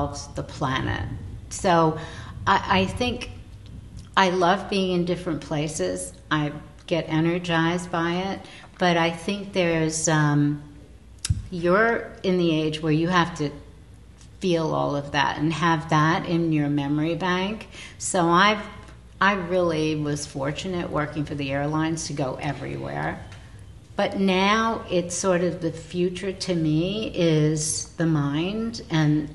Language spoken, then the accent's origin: English; New York City, New York, United States; We grew up in the same neighborhood